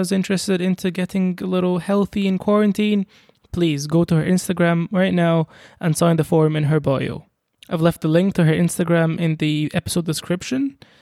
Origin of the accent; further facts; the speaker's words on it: Egypt; I'm a very typical Egyptian